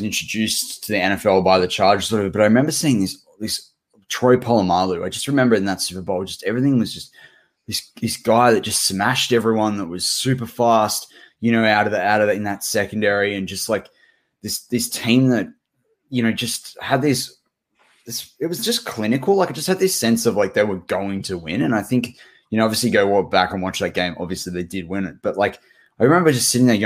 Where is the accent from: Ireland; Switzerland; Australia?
Australia; as a kid growing up in Australia on the other side of the world